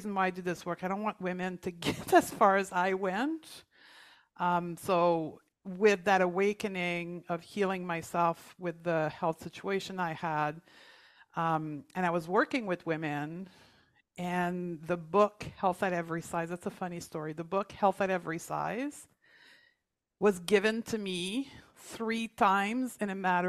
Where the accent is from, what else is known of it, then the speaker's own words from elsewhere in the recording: Canada; And then I closed my clinic in Toronto. We're both from Canada.